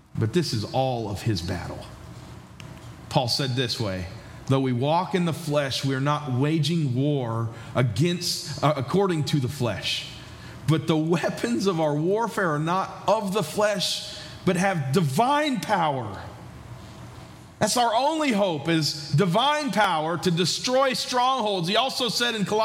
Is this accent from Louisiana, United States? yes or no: no; New York, United States; moved away as an adult; also born or lived in Georgia; now in West Virginia, United States; I grew up in New York and spent the last 11 years in Georgia